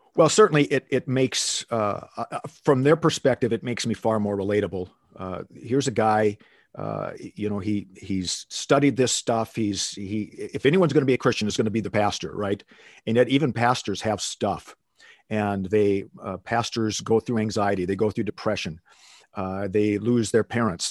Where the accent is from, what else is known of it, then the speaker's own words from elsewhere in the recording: Minneapolis, Minnesota, United States; moved away as an adult; now in Phoenix, United States; I grew up in Minneapolis, Minnesota. and, uh, lived there for the first eighteen years of my life